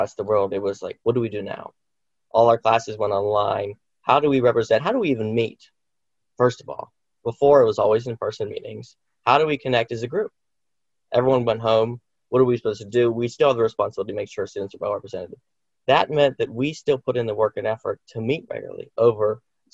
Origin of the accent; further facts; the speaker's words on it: Indiana, Pennsylvania, United States; I'm from Indiana. I'm a local